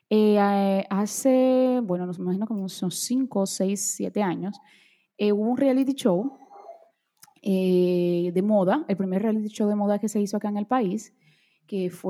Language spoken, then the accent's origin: Spanish; Brazil; Spanish is a second language; bueno, yo soy brasileña, vamos a bailar samba.